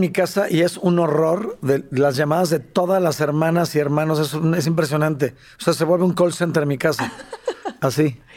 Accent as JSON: {"language": "Spanish", "country": "Mexico", "tie": "born or raised there", "also_born_or_lived": "San Salvador, El Salvador", "said": "yo nací en México y nos fuimos a vivir cuatro años a San Salvador"}